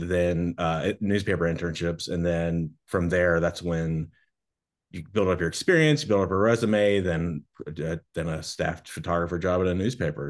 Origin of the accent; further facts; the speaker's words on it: Kentucky, United States; moved away as an adult; also born or lived in Naples, Florida; now in Miami, United States; I grew up in Kentucky